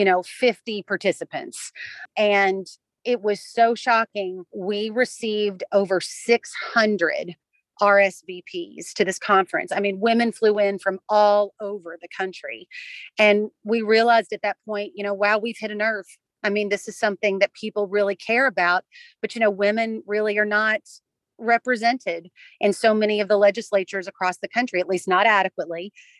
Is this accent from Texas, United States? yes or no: no; Kentucky, United States; the Commonwealth of Kentucky, which is my home state